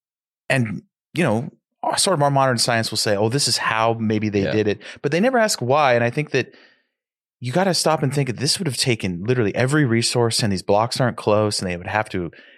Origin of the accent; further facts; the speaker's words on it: Sacramento, California, United States; I grew up in Sac. That's why I'm on the show.